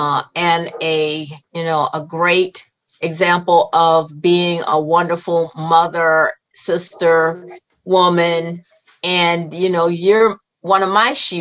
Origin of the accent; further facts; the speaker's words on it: Chicago, Illinois, United States; I was born and raised in Chicago, Illinois